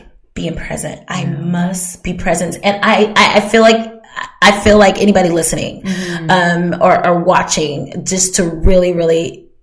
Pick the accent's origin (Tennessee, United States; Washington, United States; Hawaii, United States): Hawaii, United States; moved away; also born or lived in Germany; I grew up in Hawaii, was born in Germany. Didn't really remember Germany, but Hawaii, like, it was, but Hawaii was America still.